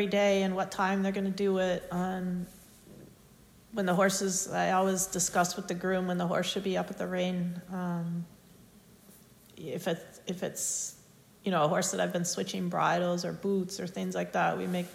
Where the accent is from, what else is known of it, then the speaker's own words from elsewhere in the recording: United States; growing up in the United States